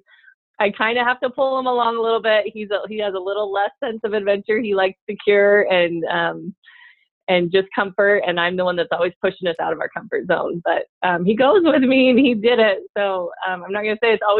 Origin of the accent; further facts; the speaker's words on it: Salt Lake City, Utah, United States; moved away as an adult; also born or lived in Arkansas; we're originally from Salt Lake